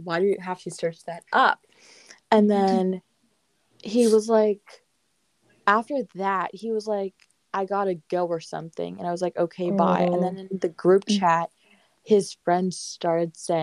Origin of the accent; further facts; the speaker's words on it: Alexandria, Virginia, United States; I'm from Alexandria.